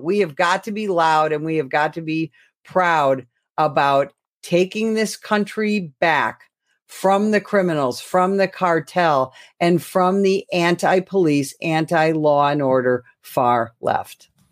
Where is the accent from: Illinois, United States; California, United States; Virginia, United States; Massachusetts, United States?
Illinois, United States; my home state of Illinois